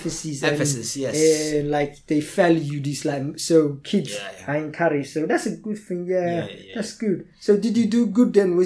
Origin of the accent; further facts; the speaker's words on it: London, United Kingdom; accent: Cockney; when I grew up in London as well. So I grew up like the Cockney East London